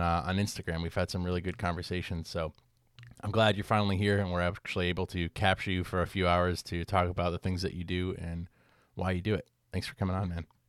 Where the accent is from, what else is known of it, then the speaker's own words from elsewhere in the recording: Connecticut, United States; growing up in Connecticut and, like, white suburban Connecticut